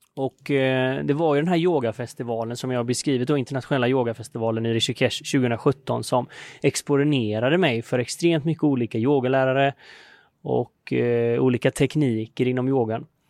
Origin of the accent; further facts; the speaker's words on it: Sweden; now in India; hemma i Sverige